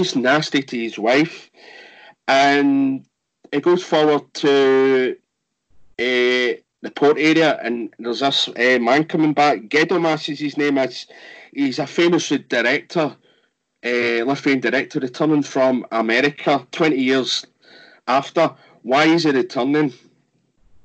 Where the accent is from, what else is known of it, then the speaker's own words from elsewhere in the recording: Scotland, United Kingdom; me being Scottish